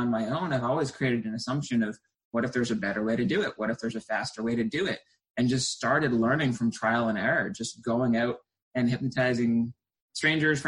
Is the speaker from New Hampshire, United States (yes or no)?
yes; New Hampshire, United States; I was originally from New Hampshire, and it's cold all winter long